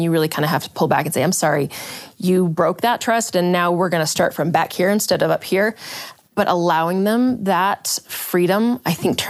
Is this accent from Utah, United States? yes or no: yes; Utah Valley, United States; Granted, I grew up in Utah Valley.